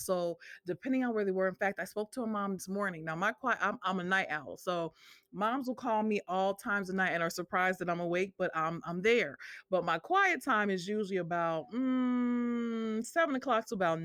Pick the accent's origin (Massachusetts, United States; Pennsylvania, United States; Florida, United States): Massachusetts, United States; Northampton; moved away as an adult; now in Memphis, United States; I am originally from Northampton, Massachusetts, and I moved to Memphis, Tennessee, uh, 15 years ago